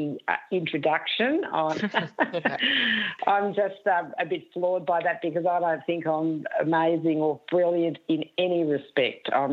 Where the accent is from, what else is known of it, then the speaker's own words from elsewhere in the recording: Wangaratta, Victoria, Australia; now in Richmond, Australia; I was born and raised in Wangaratta